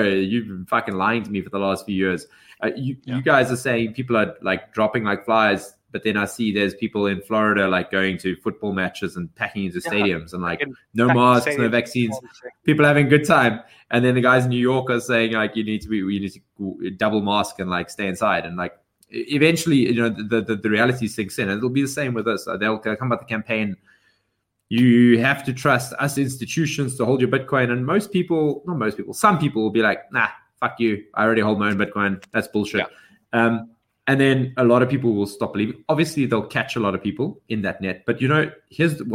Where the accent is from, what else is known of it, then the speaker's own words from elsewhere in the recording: England, United Kingdom; I'm English and I don't have a British passport